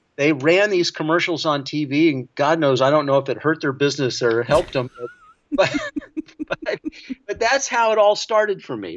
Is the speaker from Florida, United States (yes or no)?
yes; Florida, United States; I grew up in Florida